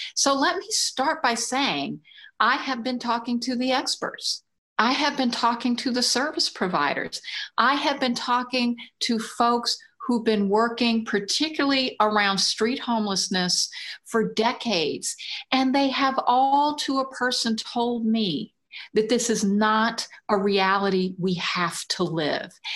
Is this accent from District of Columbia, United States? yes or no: yes; Washington, District of Columbia, United States; now in New York City, United States; spent my early years in a black neighborhood in Washington